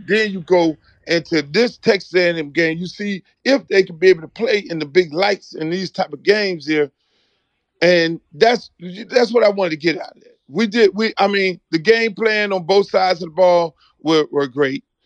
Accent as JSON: {"language": "English", "country": "Jamaica", "also_born_or_lived": "South Florida", "lives_now": "Miami, United States", "said": "I'm a Jamaican"}